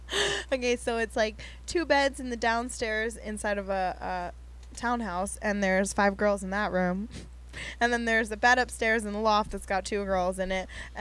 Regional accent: Pennsylvania, United States; now in Los Angeles, United States; growing up in Pennsylvania

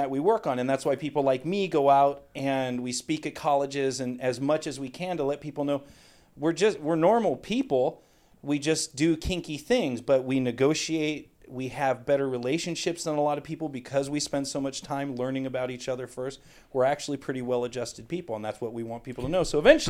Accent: California, United States; Oh, yeah. San Fernando Valley.

